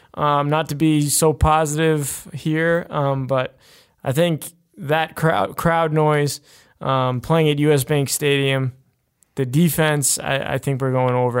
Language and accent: English; New York, United States; growing up in New York and being a Jets fan.